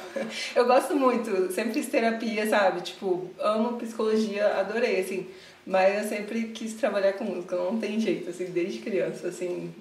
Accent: Vitória, Espírito Santo, Brazil; moved away as an adult; now in São Paulo, Brazil; eu sou de Vitória, Espírito Santo

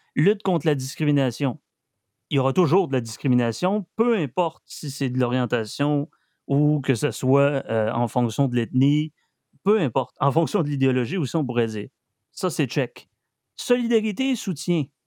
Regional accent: Quebec, Canada; on est fiers d'être Québécois, on est fiers d'être descendants danois

